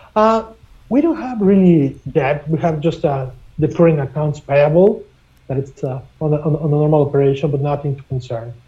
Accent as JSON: {"language": "English", "country": "Mexico", "moved": "yes", "lives_now": "Canada", "said": "I'm originally from Mexico, and I have been doing international business for more than 25 years"}